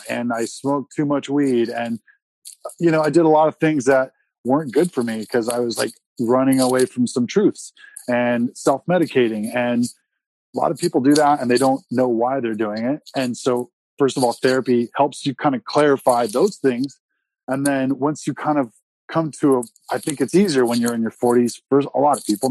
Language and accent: English; San Diego, California, United States; also born or lived in Oklahoma; I'm from San Diego